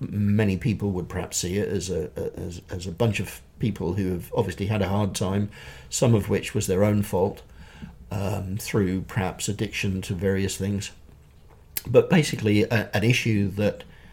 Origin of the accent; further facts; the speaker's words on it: Chichester, South East England, United Kingdom; I was in my hometown of Chichester